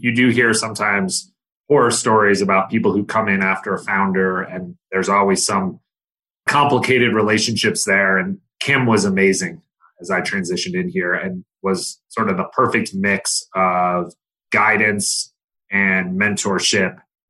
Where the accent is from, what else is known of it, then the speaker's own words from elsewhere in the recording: Michigan, United States; moved away; I grew up in Michigan